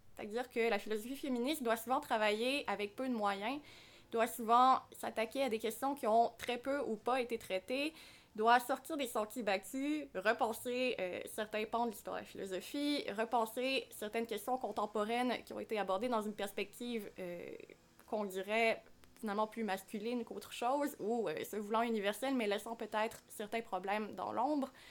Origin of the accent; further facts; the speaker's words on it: Quebec, Canada; ici, chez nous au Québec